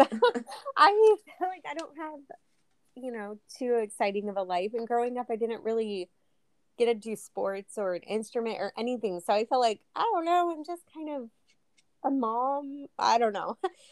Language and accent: English; Dallas, Texas, United States; Yeah, I was born in Dallas, Texas, and then I was adopted.